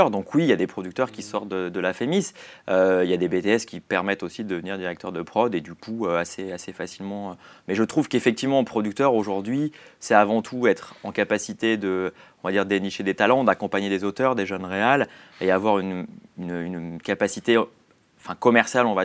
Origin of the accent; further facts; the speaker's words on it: Switzerland; now in Paris, France; j'ai quitté la Suisse et je suis venu à Paris.